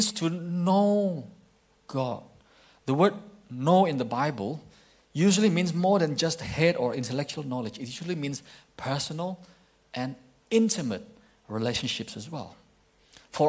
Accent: East Kalimantan, Indonesia; moved away; when I was young in my hometown in Indonesia, in Kalimantan, East Kalimantan

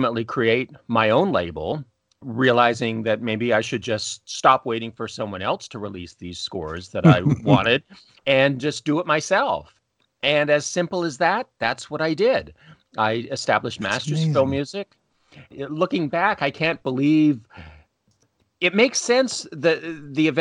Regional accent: just outside of Toronto, Ontario, Canada; originally from Canada. I'm Canadian, grew up just outside of Toronto

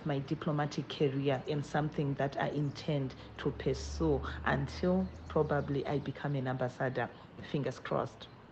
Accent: Zimbabwe; moved away as an adult; now in Geneva, Switzerland; I'm a Zimbabwean

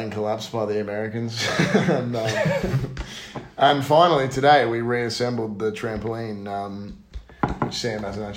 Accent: Ballarat, Victoria, Australia; moved away; I'm originally from Ballarat in the United States

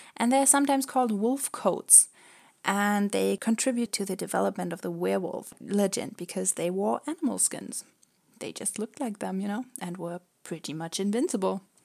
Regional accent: Germany; we're actually from Germany

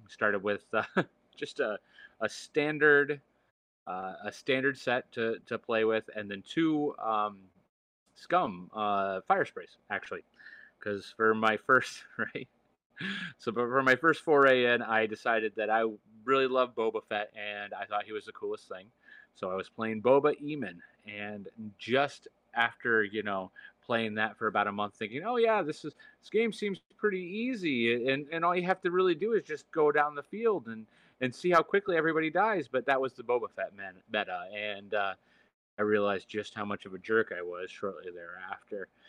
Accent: Michigan, United States; I am from Michigan

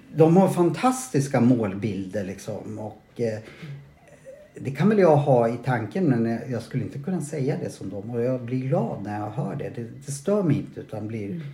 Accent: Sweden; jag är svensk

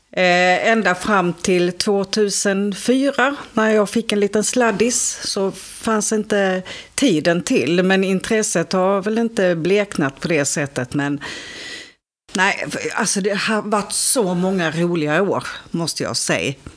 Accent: Ängelholm, Skåne, Sweden; Jag kommer ju från Ängelholm

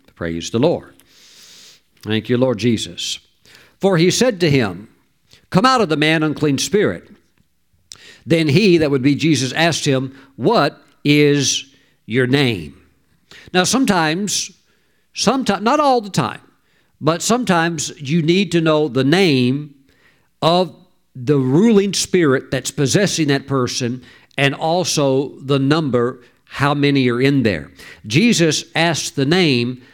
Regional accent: the South, United States; I grew up in the South

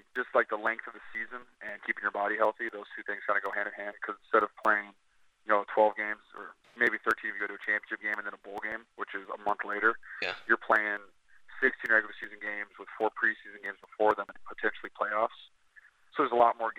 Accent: Wisconsin, United States; I'm a Wisconsin guy.

